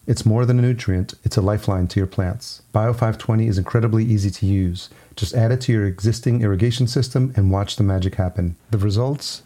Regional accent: El Salvador; I'm Salvadorian, so I'm very familiar with the Latino culture

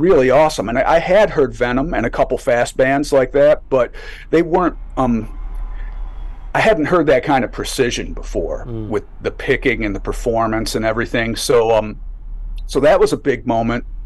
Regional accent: Buffalo, New York, United States; I grew up in Buffalo

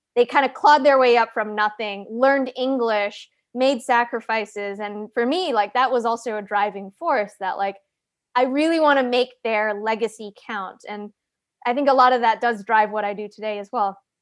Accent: Calgary, Alberta, Canada; moved away; I grew up in Calgary, Canada

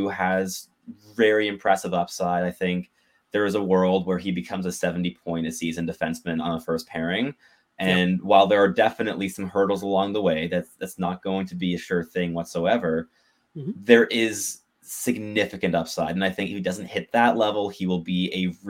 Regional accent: Montreal, Quebec, Canada; now in Ottawa, Canada; I'm also from Montreal, but I mean, I live in Ottawa, originally, but I'm from Montreal. Absolutely. Grew up in Montreal born and bred.

